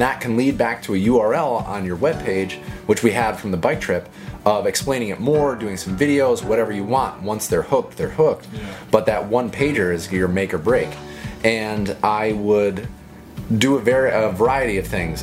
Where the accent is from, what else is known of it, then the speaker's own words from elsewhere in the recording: Connecticut, United States; it was a state I grew up in. I can talk Connecticut. So, you know, it's my home state